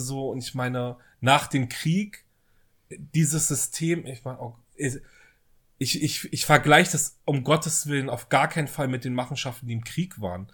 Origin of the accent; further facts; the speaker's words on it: West Germany, Germany; now in Berlin, Germany; ich bin ja im Westen groß geworden